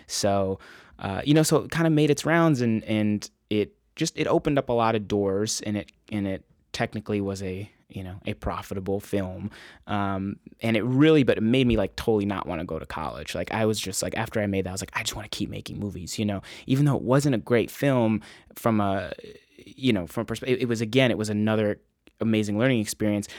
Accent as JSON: {"language": "English", "town": "Encinitas", "region": "California", "country": "United States", "said": "I'm from Encinitas, California originally"}